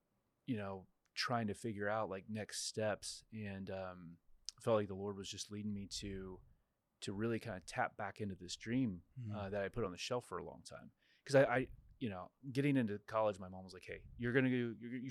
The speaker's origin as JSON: {"language": "English", "region": "Kansas", "country": "United States", "also_born_or_lived": "Florida", "moved": "as an adult", "lives_now": "Waco, United States", "said": "I'm from Kansas originally, and I actually ended up in Waco"}